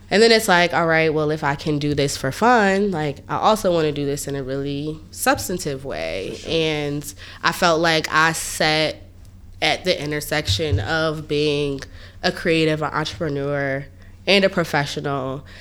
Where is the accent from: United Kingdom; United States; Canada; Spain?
United States; Hampton, Virginia; moved away as an adult; now in New York, United States; I'm from Virginia. I'm from Hampton, Virginia